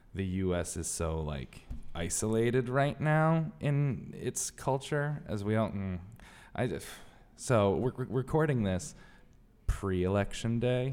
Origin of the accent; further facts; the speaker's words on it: Bridgeport, Connecticut, United States; I come from Bridgeport, Connecticut